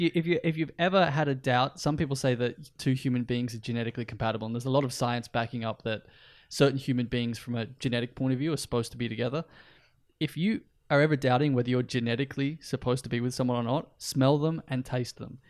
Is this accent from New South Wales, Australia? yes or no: yes; north coast of New South Wales, Australia; now in Iceland; we both grew up and spent time on the north coast of New South Wales in Australia